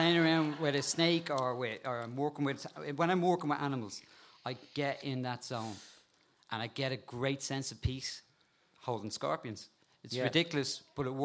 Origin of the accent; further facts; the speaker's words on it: Dublin, Leinster, Ireland; I grew up in Crumlin, it was still a bit wild